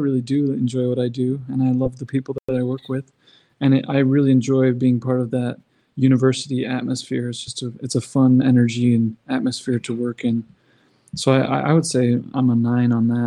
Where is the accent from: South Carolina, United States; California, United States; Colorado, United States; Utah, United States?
Utah, United States; St. George; I grew up in St. George, Utah